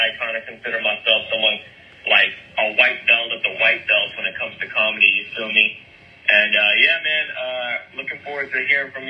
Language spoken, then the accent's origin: English; Bay Area, California, United States; I'm from the Suicide Log Podcast, also Bay Area native